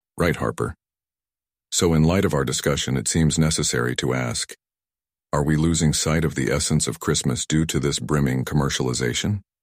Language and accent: English; South Korea; my home country, South Korea